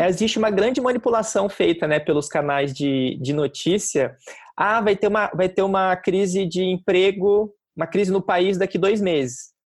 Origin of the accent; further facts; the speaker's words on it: Curitiba, Paraná, Brazil; moved away as an adult; now in São Paulo, Brazil; quando eu estava me mudando para São Paulo, que eu fui criado em Curitiba